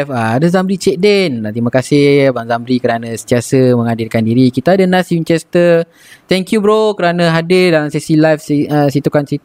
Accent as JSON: {"language": "Malay", "region": "Negeri Sembilan", "country": "Malaysia", "said": "Aku ni berasal dari Negeri Sembilan."}